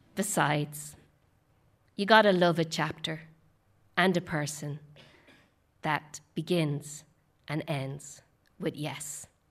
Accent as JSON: {"language": "English", "town": "Dublin", "region": "Leinster", "country": "Ireland", "tie": "born or raised there", "also_born_or_lived": "Boston", "moved": "as an adult", "said": "my hometown of Dublin"}